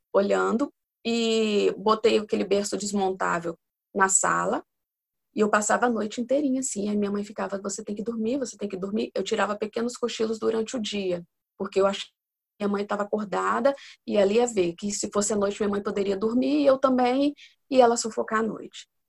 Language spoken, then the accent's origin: Portuguese; Espírito Santo, Brazil; eu tenho 41 anos, sou aqui do Espírito Santo